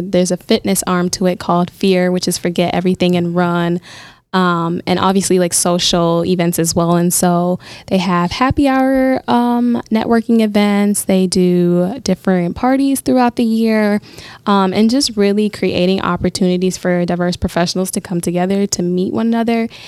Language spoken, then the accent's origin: English; Minnesota, United States; moved away as an adult; now in Milwaukee, United States; this was the first summer I was spending in Milwaukee, um, since I'm from Minnesota